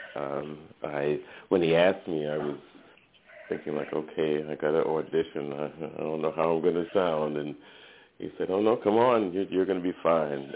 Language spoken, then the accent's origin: English; Brooklyn, New York, United States; now in California, United States; I'm originally from from Brooklyn.